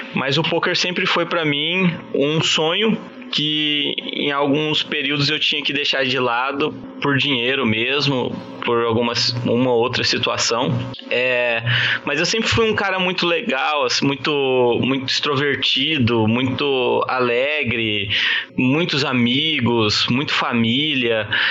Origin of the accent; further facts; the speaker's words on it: Campo Grande, Mato Grosso do Sul, Brazil; Eu sou de Campo Grande, Mato Grosso do Sul